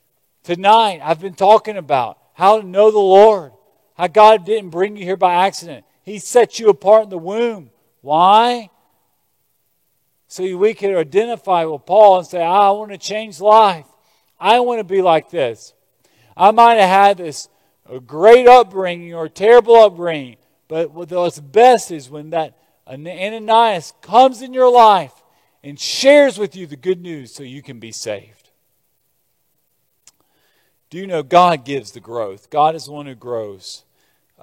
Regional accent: Lexington, Kentucky, United States; growing up in Lexington, small town Kentucky, Appalachia, coal mining villages

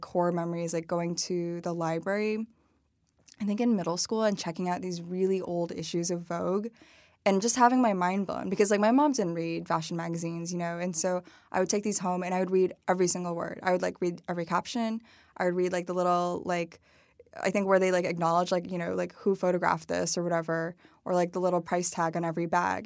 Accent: Dunlap, Illinois, United States; moved away; also born or lived in Madison, Wisconsin / Peoria, Illinois; It's called the, the, the Village of Dunlap. It, like, used to be a farming village. Basically, it's now more of, like, a suburb of Peoria. Um, and I really grew up there, I think, from the age of seven through, like, high school

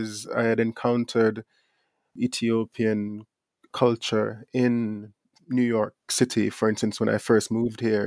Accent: Jamaica; certain things that I grew up around in Jamaica

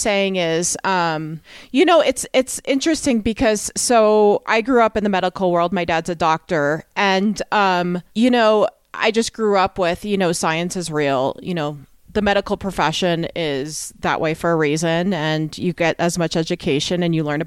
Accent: New York, United States; I'm from New York

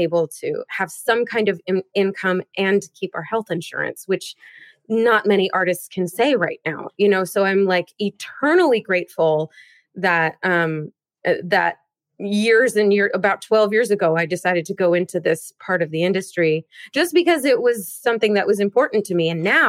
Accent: Seattle, Washington, United States; I grew up in Seattle

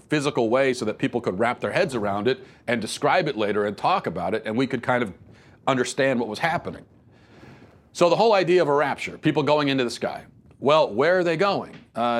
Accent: Venezuela; now in United States; I grew up in South America, specifically in Venezuela, but I've lived in the United States for over half my life.

